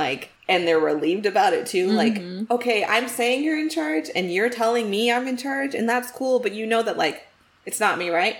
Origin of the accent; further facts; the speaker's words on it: Texas, United States; I'm from Texas.